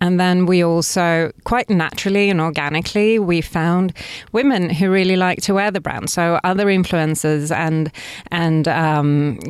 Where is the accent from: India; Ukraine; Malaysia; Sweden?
Sweden; Stockholm, Stockholm County; English is a second language; And I'm from Sweden originally, from Stockholm.